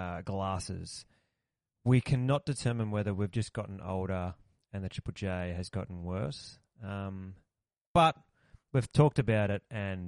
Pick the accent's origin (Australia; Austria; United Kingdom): Australia